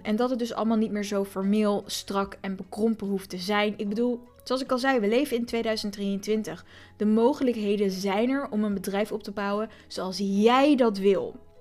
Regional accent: Voorburg, South Holland, Netherlands; ik kom uit Voorburg, mensen. Daar spreken we met de R en met twee woorden.

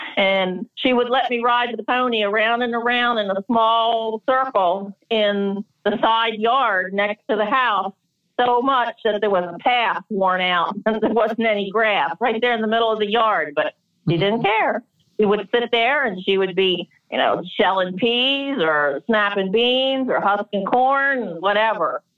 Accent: Delaware, United States; now in Maryland, United States; I grew up in Delaware

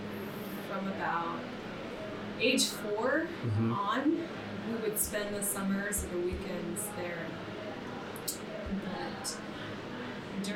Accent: Navajo Nation, United States; we were raised on the Navajo reservation, very desolate, very rural

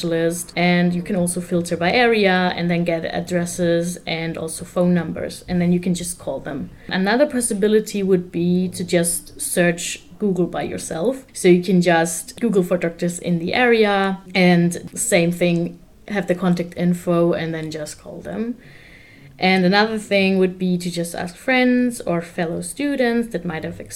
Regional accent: Germany; I'm from Germany.

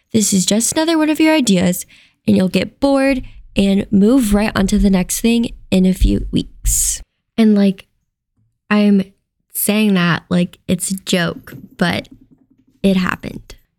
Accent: Ohio, United States; moved away as an adult; now in Las Vegas, United States; I'm originally from Ohio, and I actually packed up and moved to Las Vegas on a whim, all by myself

